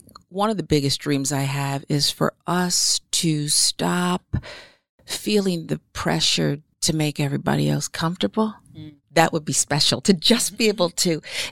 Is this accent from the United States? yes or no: yes; right outside of Philadelphia, Pennsylvania, United States; moved away; also born or lived in Washington, D.C.; I grew up right outside of Philly